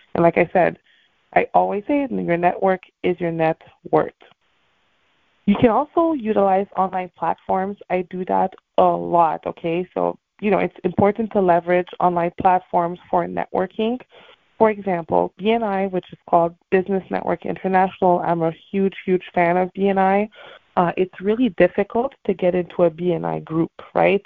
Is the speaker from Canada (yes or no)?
yes; Montreal, Quebec, Canada; now in Miami, United States; I am from Montreal, Canada